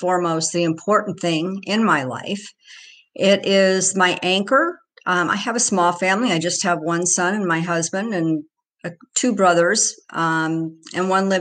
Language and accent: English; Royal Oak, Michigan, United States; now in California, United States; I grew up in Royal Oak. And I love the Midwestern values that were instilled in me